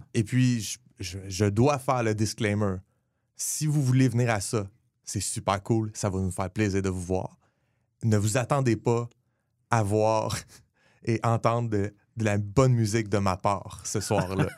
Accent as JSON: {"language": "French", "town": "Le Gardeur", "region": "Quebec", "country": "Canada", "said": "je viens de Le Gardeur"}